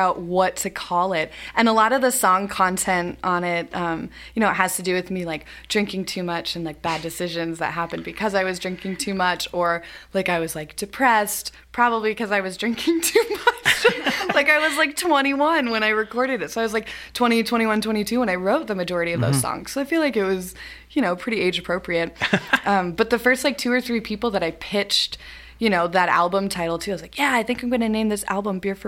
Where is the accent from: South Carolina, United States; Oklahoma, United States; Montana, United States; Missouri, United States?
Montana, United States; Lewistown; also born or lived in Livingston, Montana; I'm born and raised in Lewistown, Montana